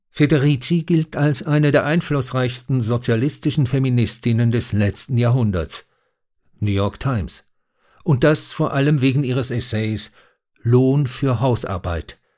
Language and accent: German; Switzerland; in der Annahme, dass ich als Schweizer Experte für die Schweiz sei